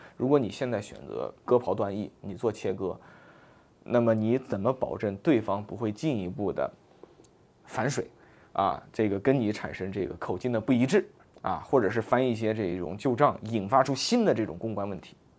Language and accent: Chinese; China; 我们中国人